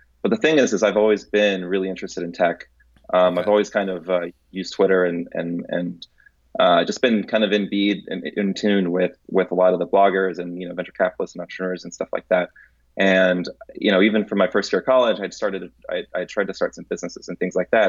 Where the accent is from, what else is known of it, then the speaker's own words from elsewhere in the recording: Tampa, Florida, United States; also born or lived in Santo Domingo, Dominican Republic / Atlanta, Georgia / San Jose, California; at 2 years old, my family moved to Tampa, Florida.